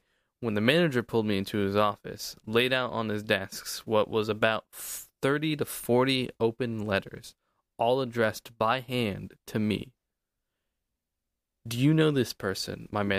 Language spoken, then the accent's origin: English; New York, United States; You know, as a New Yorker, I would